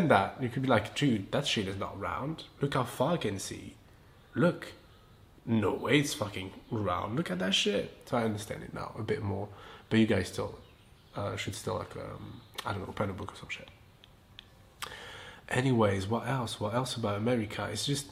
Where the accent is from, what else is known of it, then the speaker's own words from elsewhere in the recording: south of France, France; English is a second language; moved away as an adult; now in Los Angeles, United States; I'm from France, I'm from the south of France